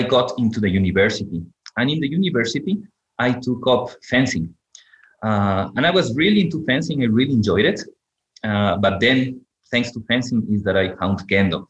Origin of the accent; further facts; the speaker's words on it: Ecuador; moved away as an adult; also born or lived in Japan; growing up in Ecuador